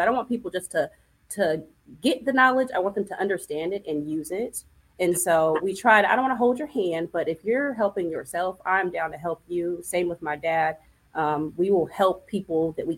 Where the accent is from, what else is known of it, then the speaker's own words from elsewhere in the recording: California, United States; moved away as an adult; also born or lived in Memphis, Tennessee; I'm a Cali girl. I'm from the West Coast